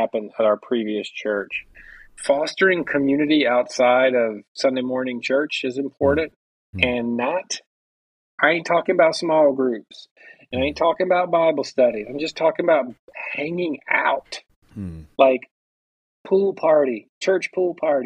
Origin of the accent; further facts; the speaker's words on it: Mississippi, United States; where I grew up in Mississippi